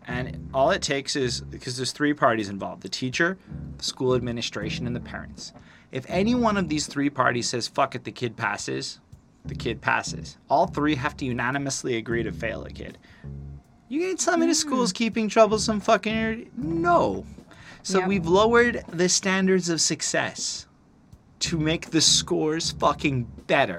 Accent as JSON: {"language": "English", "country": "Canada", "said": "We're freaking Canada"}